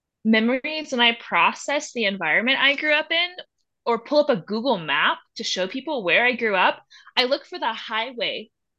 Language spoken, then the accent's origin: English; the South, United States; now in Durango, United States; Like, yeah, I grew up in the South, but like Durango is my home.